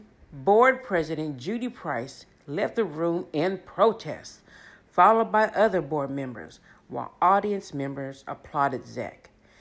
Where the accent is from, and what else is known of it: Leavenworth, Kansas, United States; born or raised there